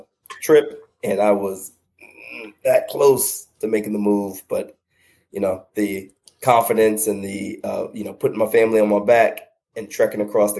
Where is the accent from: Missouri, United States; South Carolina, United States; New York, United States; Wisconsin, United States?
South Carolina, United States; Sumter; now in North Carolina, United States; Born and raised. Yeah, born and raised in Sumter, actually.